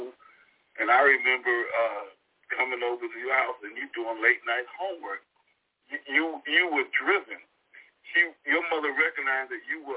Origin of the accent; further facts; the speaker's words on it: New York City, New York, United States; I grew up in Brooklyn, Brownsville